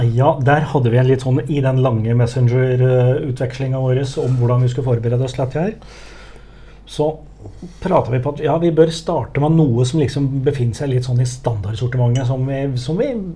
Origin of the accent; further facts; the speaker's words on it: Hedmarken, Innlandet, Norway; accent: Hedmark dialect; moved away; jeg, er jo fra Hedmarken. Og jeg har heller ikke bodd på Hedmarken siden før år 2000.